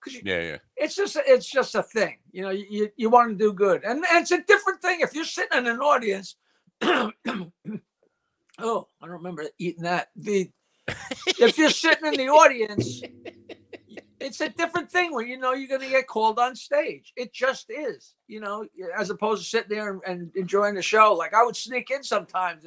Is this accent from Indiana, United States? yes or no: no; Bayville, New York, United States; I never moved out of my hometown. I still live here in Bayville